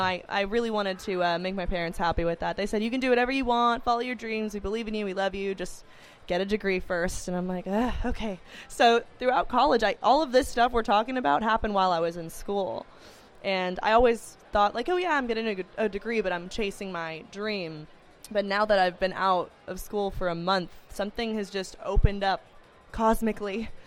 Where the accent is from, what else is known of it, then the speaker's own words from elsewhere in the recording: Los Angeles, California, United States; I grew up in Los Angeles